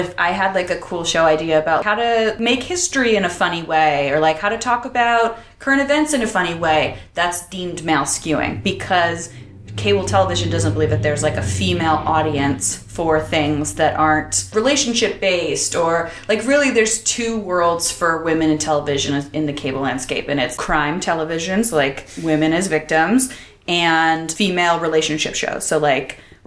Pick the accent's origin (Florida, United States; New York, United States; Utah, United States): New York, United States; Buffalo; now in Los Angeles, United States; I grew up in Buffalo.